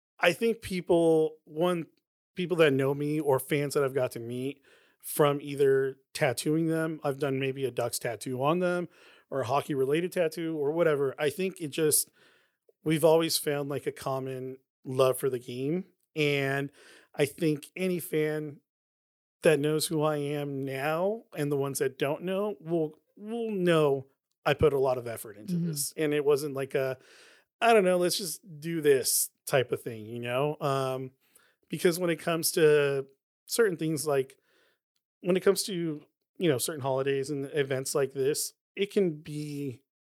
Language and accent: English; Anaheim, California, United States; my hometown of Anaheim